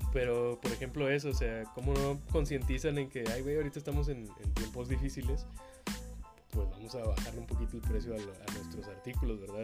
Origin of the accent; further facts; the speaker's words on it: Nuevo León, Mexico; la gente que somos de Nuevo León